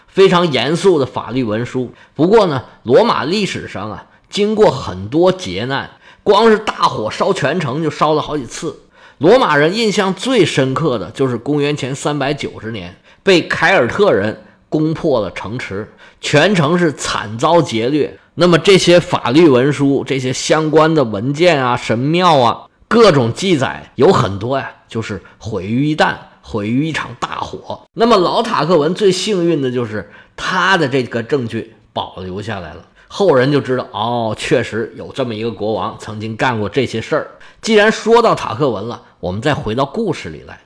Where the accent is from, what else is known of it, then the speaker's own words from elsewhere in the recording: China; 我们中国人是比较习惯使用这个东西的